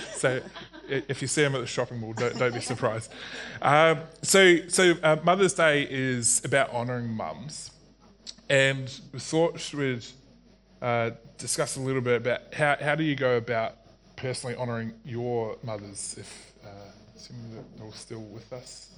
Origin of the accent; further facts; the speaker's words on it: New Zealand; I grew up in New Zealand